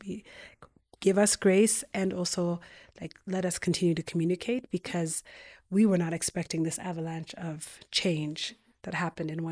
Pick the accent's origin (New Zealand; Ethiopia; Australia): Ethiopia; moved away; also born or lived in United States; I was born in Ethiopia, but then immigrated to the U.S.